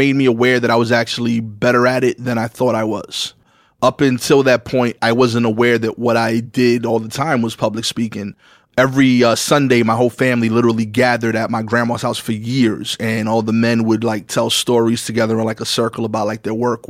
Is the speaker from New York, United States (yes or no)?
yes; New York City, New York, United States; I grew up on Pickin and Montauk. We actually still own the house that I grew up in.